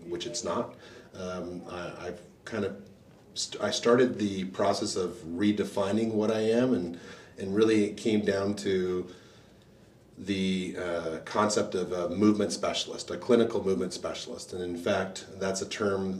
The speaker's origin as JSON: {"language": "English", "country": "Canada", "tie": "born or raised there", "also_born_or_lived": "Tampa, Florida", "moved": "as an adult", "said": "I'm a Canadian born practitioner"}